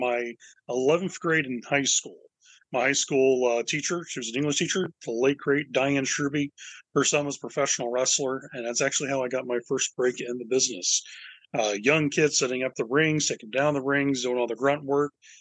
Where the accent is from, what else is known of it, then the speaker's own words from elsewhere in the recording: Deep South, United States; I grew up in the Deep South